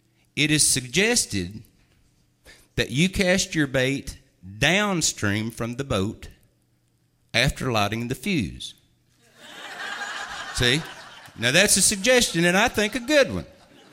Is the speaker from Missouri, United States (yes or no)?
no; North Carolina, United States; I'm from the South. Some of you might not have been able to tell now. My family's from the Southern Appalachian Mountains up here in North Carolina.